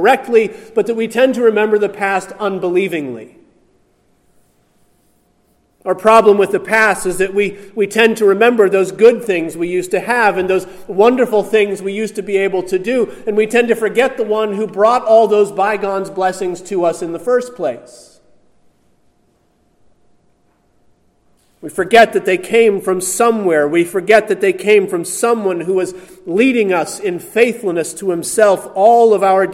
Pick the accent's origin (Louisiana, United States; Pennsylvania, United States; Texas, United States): Pennsylvania, United States; outside of Pittsburgh; growing up outside of Pittsburgh